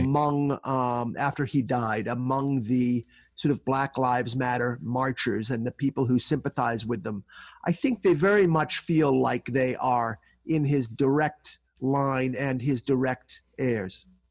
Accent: Northeast, United States; I grew up in the Northeast

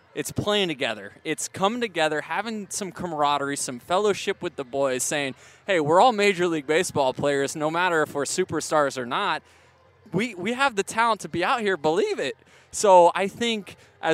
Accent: St. Petersburg, Florida, United States; moved away as an adult; now in Orange County, United States; being born and raised there in St. Petersburg. Grew up 20 minutes from the Trop.

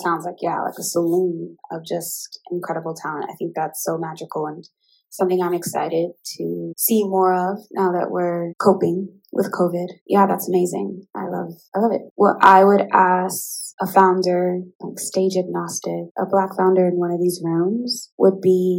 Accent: Midwest, United States; I'm from the Midwest, and I think pouring into that community would be really great.

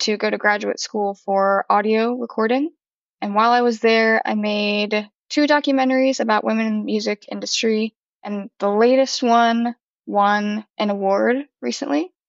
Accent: St. Louis, Missouri, United States; now in Nashville, United States; I'm originally from St. Louis, Missouri, but I live in Nashville now

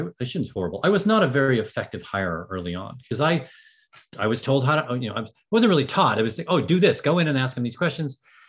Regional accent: Ireland; I'm an Irishman

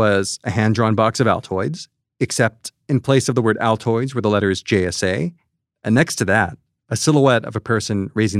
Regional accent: Diamond Bar, California, United States; moved away as an adult; now in Brooklyn, United States; I grew up in Diamond Bar. It's a suburb at the border between Los Angeles, Orange County, and the Inland Empire in Southern California.

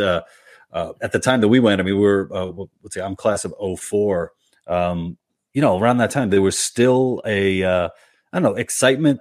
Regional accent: New York City, New York, United States; I'm from Queens originally

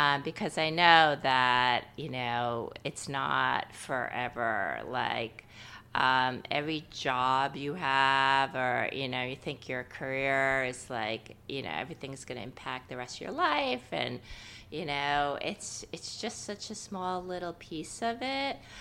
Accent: New York, United States; moved away as an adult; also born or lived in Boston; I'm from New York, so I lived, uh, in a different city for a few years

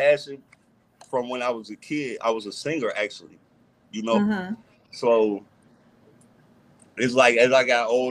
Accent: Minneapolis, Minnesota, United States; I'm from the North Side, Minneapolis, Minnesota

